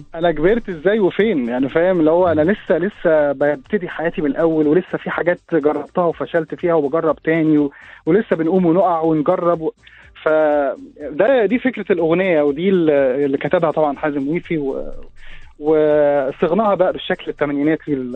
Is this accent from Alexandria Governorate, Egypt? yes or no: yes; Alexandria, Alexandria Governorate, Egypt; عشت آه. حياه اه اسكندراني وعشت فيها كل احلى ايام حياتي